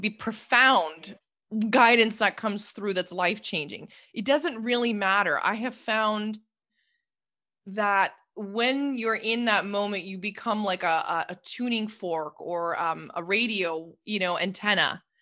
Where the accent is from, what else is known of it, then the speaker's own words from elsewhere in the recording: Toronto, Ontario, Canada; moved away; I'm from Canada originally, and, uh, I grew up in Toronto, well, just a suburb outside of Toronto